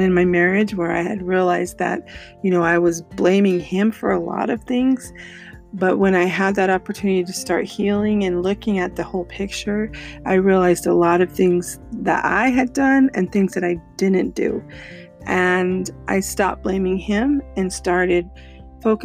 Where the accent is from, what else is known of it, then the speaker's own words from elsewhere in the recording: Colorado, United States; moved away as an adult; also born or lived in California; I moved from California to Colorado, where I was born and raised